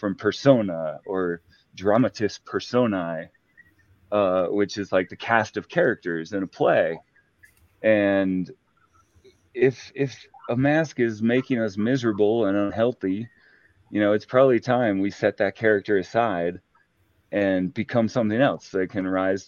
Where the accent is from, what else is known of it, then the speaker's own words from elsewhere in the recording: Utah, United States; I grew up Mormon in Utah